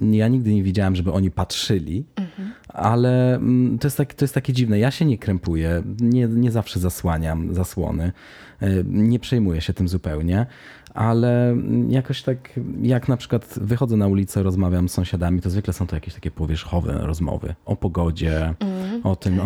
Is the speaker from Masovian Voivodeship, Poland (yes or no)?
yes; Warsaw, Masovian Voivodeship, Poland; now in Stockholm, Sweden; jestem z Warszawy